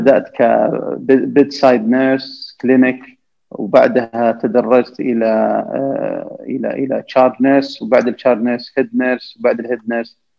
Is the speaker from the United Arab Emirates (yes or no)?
no; Saudi Arabia; أنا وزملاء لي كسعوديين